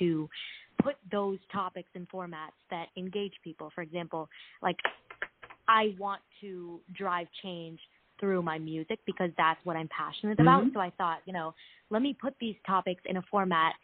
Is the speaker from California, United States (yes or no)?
yes; Los Angeles, California, United States; I've actually lived in L.A. pretty much my entire life